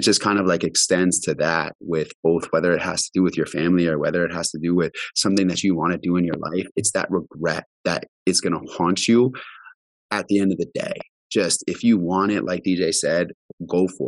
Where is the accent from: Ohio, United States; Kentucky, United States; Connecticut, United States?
Connecticut, United States; moved away; I'm from Connecticut.